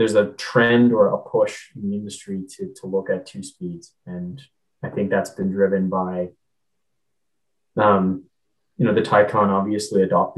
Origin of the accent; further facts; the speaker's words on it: Canada; I'm Canadian